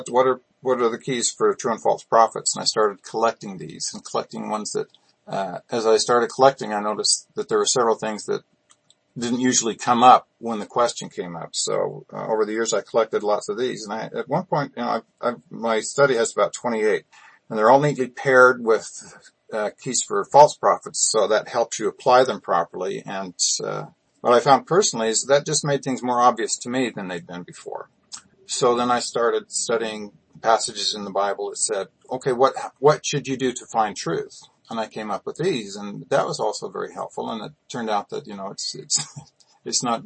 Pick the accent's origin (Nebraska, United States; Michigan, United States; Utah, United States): Utah, United States; I grew up in Utah